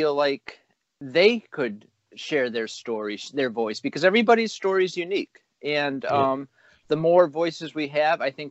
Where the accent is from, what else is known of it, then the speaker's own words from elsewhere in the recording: United States; I am American